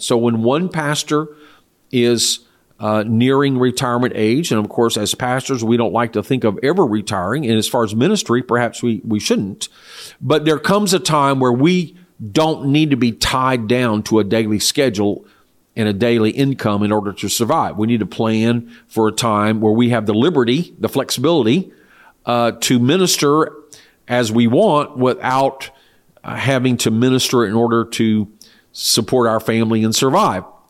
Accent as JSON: {"language": "English", "country": "United States", "also_born_or_lived": "Austin, Texas", "said": "as an American citizen"}